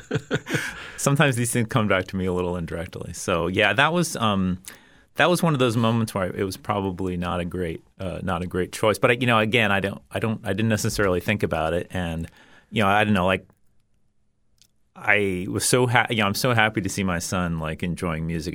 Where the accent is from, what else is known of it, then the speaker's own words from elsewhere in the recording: Orlando, Florida, United States; also born or lived in Bethlehem, Pennsylvania; I grew up mostly in Orlando. I moved there when I was um, in just starting fifth grade.